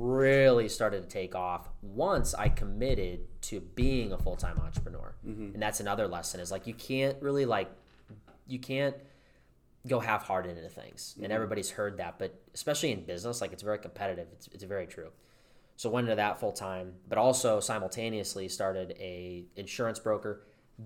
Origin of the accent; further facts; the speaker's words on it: Dubuque, Iowa, United States; I grew up in Dubuque, Iowa